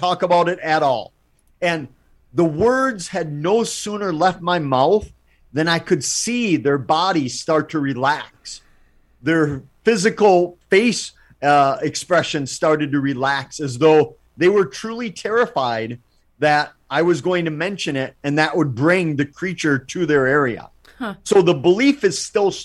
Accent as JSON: {"language": "English", "region": "Wisconsin", "country": "United States", "tie": "born or raised there", "said": "Wisconsin, my home state. Not only do we have the UFO capital of the world"}